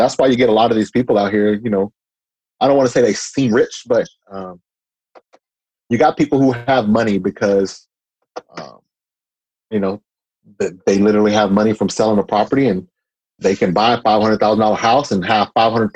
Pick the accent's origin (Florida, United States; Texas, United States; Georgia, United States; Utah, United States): Texas, United States; Austin; I was born and raised in Austin. So I was born and raised in East Austin